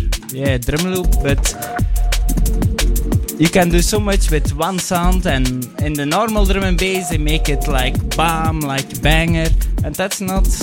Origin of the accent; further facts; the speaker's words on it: Belgium; we're straight from Belgium